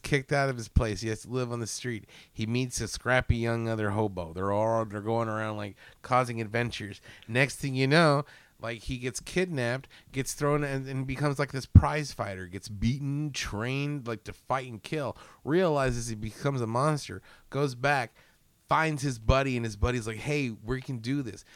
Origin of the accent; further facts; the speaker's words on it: United States; as an American